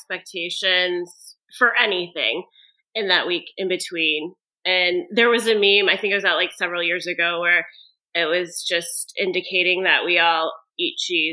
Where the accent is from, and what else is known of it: Michigan, United States; born or raised there